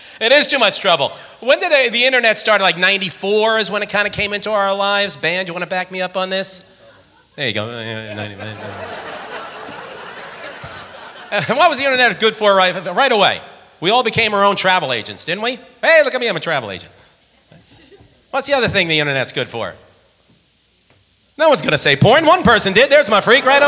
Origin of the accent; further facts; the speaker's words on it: Long Island, New York, United States; I was raised on Long Island in New York